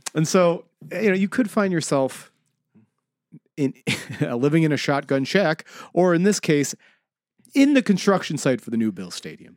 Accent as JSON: {"language": "English", "town": "Buffalo", "region": "New York", "country": "United States", "said": "I am from South Buffalo originally"}